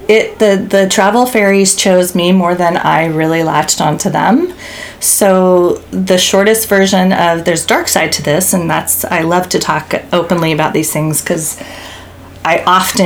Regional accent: South Carolina, United States; accent: Southern drawl; also born or lived in Germany / Yugoslavia; Born and raised in South Kakalaki, South Carolina

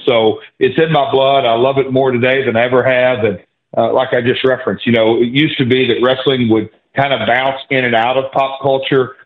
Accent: Nashville, Tennessee, United States; I'm from Nashville

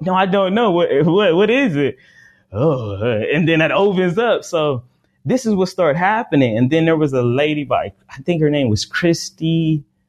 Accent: United States; I'm African American

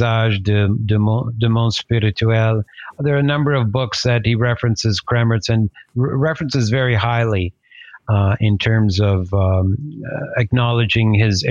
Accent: Canada; now in Toronto, Canada; I'm based in Toronto in Canada. I'm Canadian of Italian descent, from the Veneto, so not that far.

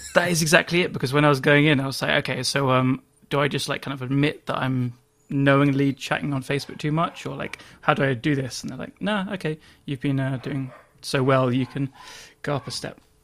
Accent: England, United Kingdom; I'm English

